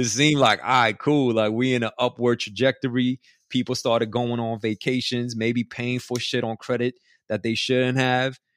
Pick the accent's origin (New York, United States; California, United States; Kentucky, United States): New York, United States; New York City; I grew up in Elmhurst in Queens